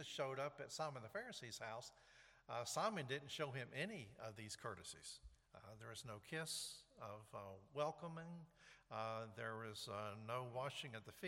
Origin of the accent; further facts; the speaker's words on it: the South, United States; moved away; also born or lived in New York; I grew up in the South